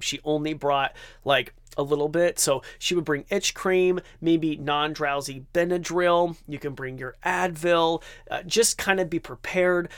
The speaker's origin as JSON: {"language": "English", "region": "Idaho", "country": "United States", "said": "I'm from Idaho, so it's like that Idahoan potato in me"}